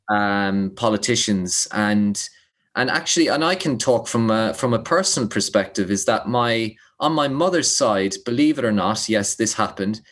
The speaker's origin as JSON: {"language": "English", "town": "Limerick", "region": "Munster", "country": "Ireland", "tie": "born or raised there", "said": "growing up in Limerick"}